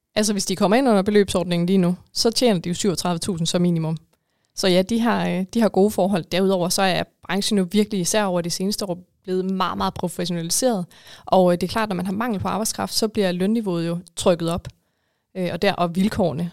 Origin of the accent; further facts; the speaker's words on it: Denmark; som danskere